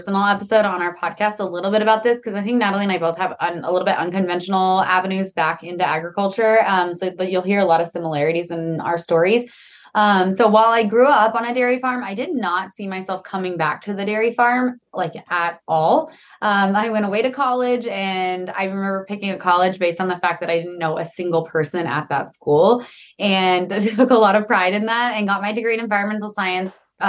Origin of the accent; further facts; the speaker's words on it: New Mexico, United States; ended up back in New Mexico, kind of near my hometown, dairy farming with him and his family.